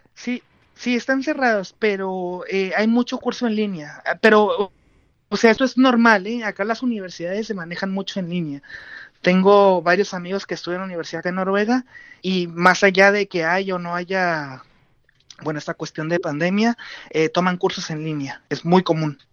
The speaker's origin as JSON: {"language": "Spanish", "town": "Tijuana", "region": "Baja California", "country": "Mexico", "tie": "born or raised there", "moved": "as an adult", "lives_now": "Oslo, Norway", "said": "yo soy de Tijuana, eh, nacido y criado ahí"}